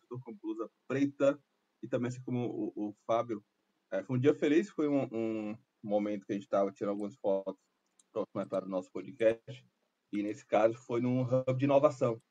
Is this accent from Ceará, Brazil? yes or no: yes; Fortaleza, Ceará, Brazil; sou aqui de Fortaleza, sou cearense